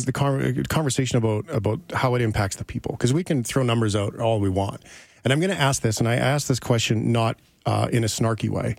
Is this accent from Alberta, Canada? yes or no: yes; Fort McMurray, Alberta, Canada; now in Calgary, Canada; I grew up in Fort McMurray. I live in Calgary now.